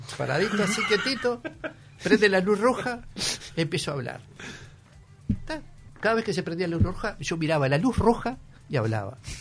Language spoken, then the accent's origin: Spanish; Sarandí del Yí, Durazno, Uruguay; also born or lived in Buceo, Montevideo; now in Montevideo, Uruguay; yo soy de Sarandiel